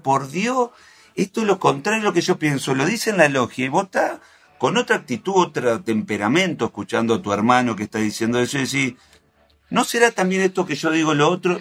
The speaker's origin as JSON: {"language": "Spanish", "region": "Santa Fe", "country": "Argentina", "said": "yo soy de al lado de Entre Ríos, soy de Santa Fe"}